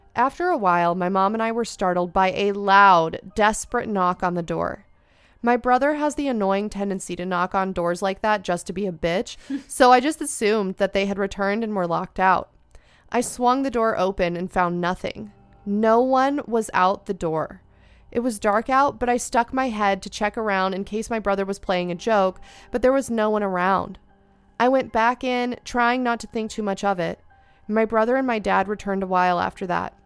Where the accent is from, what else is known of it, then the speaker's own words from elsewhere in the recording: Ventura County, California, United States; I am also from Ventura County